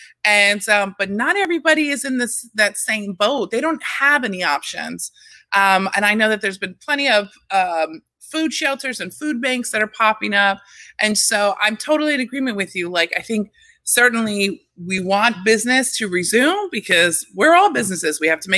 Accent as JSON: {"language": "English", "region": "Texas", "country": "United States", "moved": "yes", "lives_now": "Staten Island, United States", "said": "I'm from Texas. That's the one thing. I love Texas."}